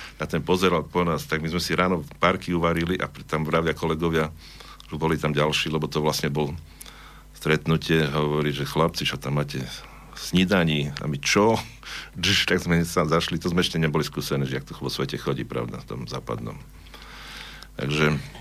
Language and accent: Slovak; Prešov, Prešov Region, Slovakia; accent: eastern Slovak; moved away as an adult; also born or lived in Horehronie; now in Banská Bystrica, Slovakia; Ja som sa narodil, teda, ak som vravil, v Prešove, vyrastol som tam, vyštudoval strednú školu